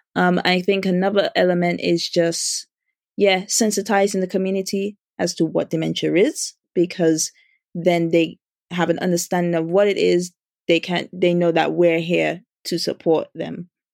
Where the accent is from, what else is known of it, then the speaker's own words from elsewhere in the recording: Dominica; now in United Kingdom; I grew up in Dominica